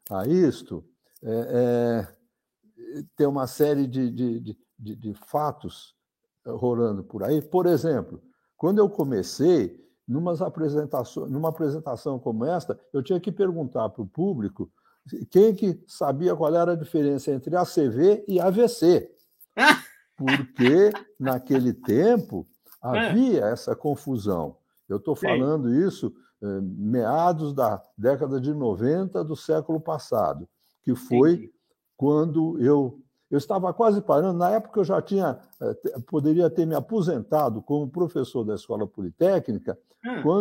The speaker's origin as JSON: {"language": "Portuguese", "region": "São Paulo", "country": "Brazil", "tie": "born or raised there", "said": "Eu, eu nasci na cidade de São Paulo, vivo na cidade de São Paulo há muitas décadas."}